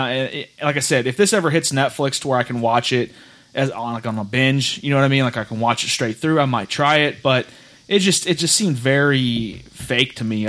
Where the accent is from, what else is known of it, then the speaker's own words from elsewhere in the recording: St. Louis, Missouri, United States; being in St. Louis, and I'm from St. Louis